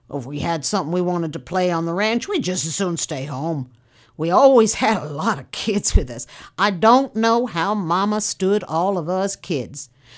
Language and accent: English; Rock Tree, California, United States; born there; I was born in Rock Tree. It's about 6 miles northeast of Willits.